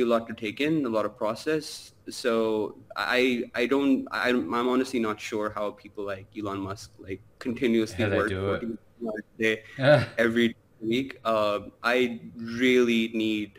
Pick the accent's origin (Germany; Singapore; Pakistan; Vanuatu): Pakistan; Karachi, Sindh; moved away as an adult; now in Dubai, United Arab Emirates; I grew up in Pakistan, Karachi